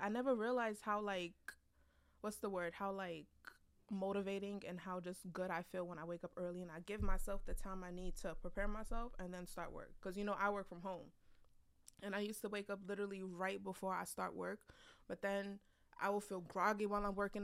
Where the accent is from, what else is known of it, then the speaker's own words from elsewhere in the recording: United States; We are Nigerian, born in America, but we were raised with Nigerian parents